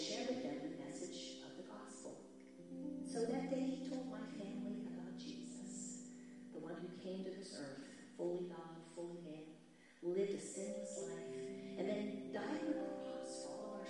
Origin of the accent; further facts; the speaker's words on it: United States; I'm American